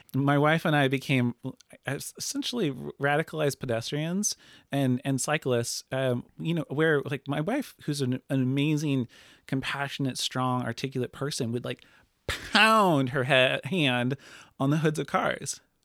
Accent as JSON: {"language": "English", "town": "Lincoln City", "region": "Oregon", "country": "United States", "tie": "born or raised there", "said": "born and raised, um, in Lincoln City."}